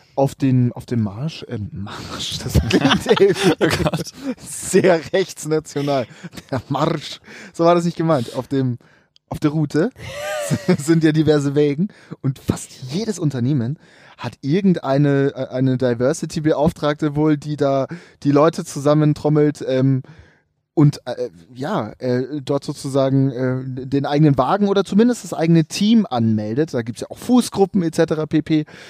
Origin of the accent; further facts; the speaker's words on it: Munich, Bavaria, Germany; als Münchner